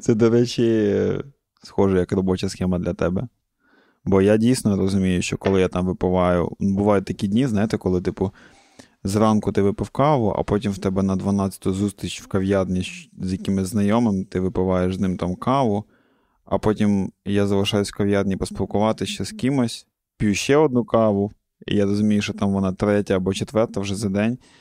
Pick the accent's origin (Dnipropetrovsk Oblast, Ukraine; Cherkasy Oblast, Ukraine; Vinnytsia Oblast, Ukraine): Cherkasy Oblast, Ukraine; я з центральної України, з центру України, я з Черкаської області